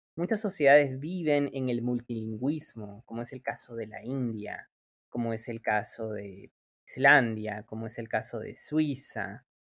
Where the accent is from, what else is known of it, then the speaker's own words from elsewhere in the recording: Peru; nuestro país